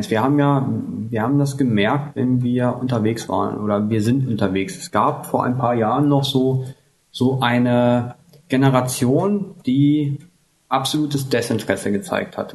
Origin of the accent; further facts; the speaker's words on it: West Germany, Germany; wie man ja hört, komme ich aus, ursprünglich aus Deutschland.